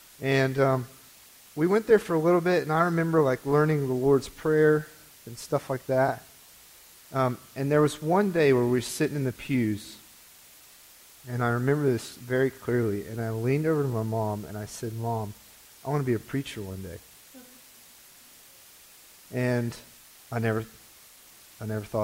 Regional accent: Greenville, United States; I was born here in Greenville. I was raised

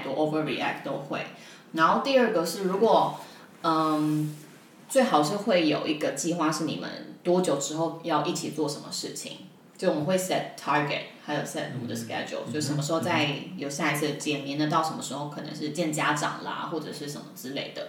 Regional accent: Taiwan; 我就台湾人

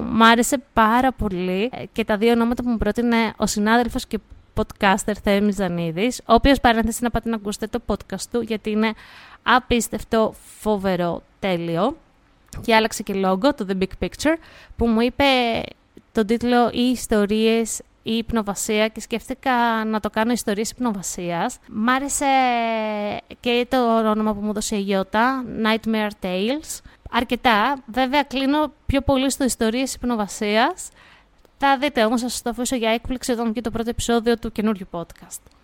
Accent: Greece; σαν Ελληνίδα μάνα

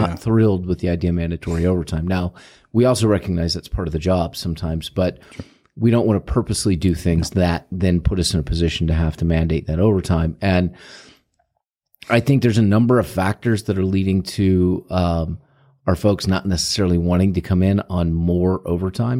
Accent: St. Louis, Missouri, United States; moved away; I'm from Saint Louis

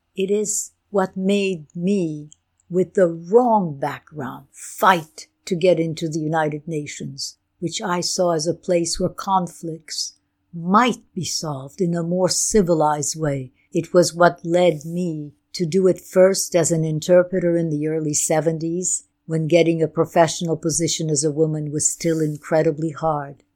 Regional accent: Belgium; first language Ukrainian; English is a second language; moved away; I was born in Belgium, of Ukrainian and Bulgarian parents.

